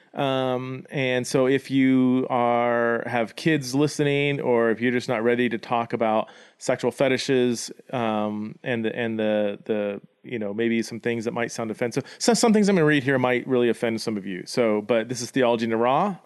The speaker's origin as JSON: {"language": "English", "country": "United States", "said": "my identity as an American citizen"}